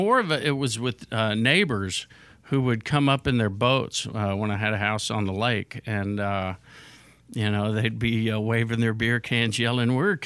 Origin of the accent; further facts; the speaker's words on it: Houston, Texas, United States; now in Nashville, United States; Yeah, I'm from Houston.